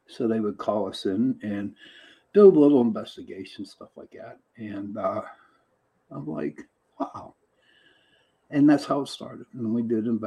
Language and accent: English; Pittsburgh, Pennsylvania, United States; I'm from Pittsburgh, Pennsylvania